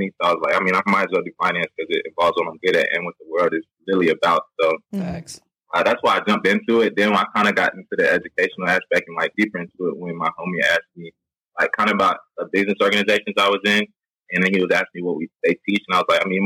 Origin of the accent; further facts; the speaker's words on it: Raleigh, North Carolina, United States; also born or lived in Charlotte; I'm originally from Raleigh